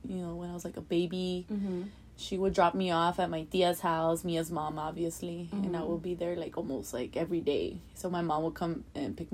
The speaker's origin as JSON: {"language": "English", "town": "Los Angeles", "region": "California", "country": "United States", "tie": "born or raised there", "said": "I grew up in South Central"}